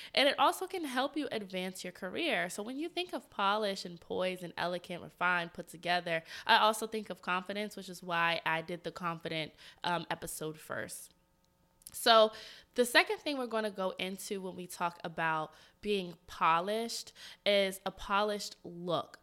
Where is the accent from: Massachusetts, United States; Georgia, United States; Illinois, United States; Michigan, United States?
Georgia, United States; Atlanta; moved away as an adult; now in Washington, D.C., United States; I'm from Atlanta and I went to college at Georgia State